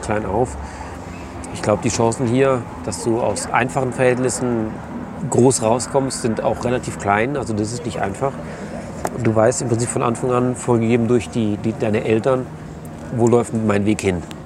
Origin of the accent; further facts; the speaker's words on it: Germany; als Deutscher